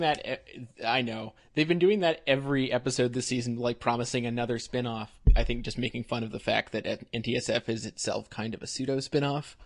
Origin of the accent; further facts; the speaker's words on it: Canada; I'm Canadian